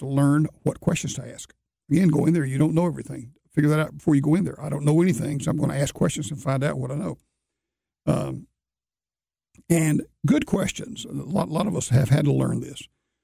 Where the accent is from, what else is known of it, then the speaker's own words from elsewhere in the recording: Alabama, United States; moved away; I grew up in Alabama